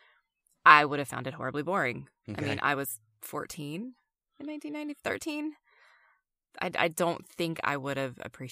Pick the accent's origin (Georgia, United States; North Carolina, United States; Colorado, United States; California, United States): North Carolina, United States; Valid both ways, but I'm from North Carolina, and that's just how I talk.